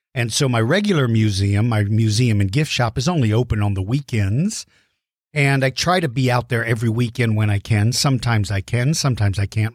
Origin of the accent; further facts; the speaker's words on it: Colorado Springs, Colorado, United States; now in Texas, United States; I was born in Colorado Springs. So really technically we're both from Colorado and we both moved to Texas